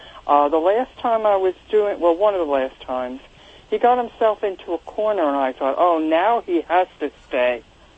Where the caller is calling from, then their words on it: Reading, Pennsylvania, United States; I'm calling from the Reading, Pennsylvania area.